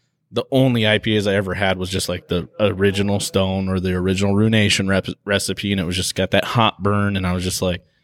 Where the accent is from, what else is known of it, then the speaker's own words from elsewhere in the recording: San Diego, California, United States; San Diego based